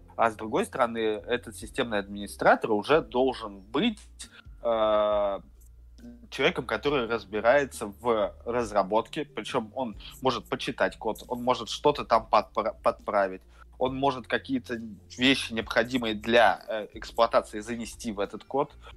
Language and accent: Russian; Saint Petersburg, Russia; я из Питера